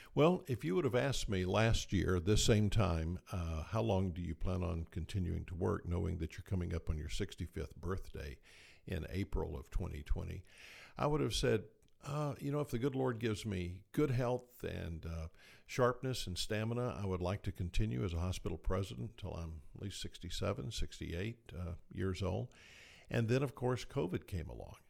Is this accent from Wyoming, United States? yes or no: no; Tifton, Georgia, United States; moved away as an adult; also born or lived in Moultrie, Georgia / Athens, Georgia / Tuscaloosa, Alabama / San Antonio, Texas; when I was six months old, our family moved to Tifton, and there we remained until I graduated from high school